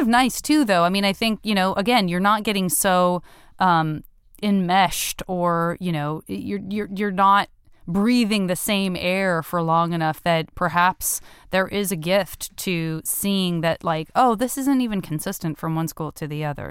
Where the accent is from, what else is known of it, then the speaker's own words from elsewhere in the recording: Tucson, Arizona, United States; I'm from Tucson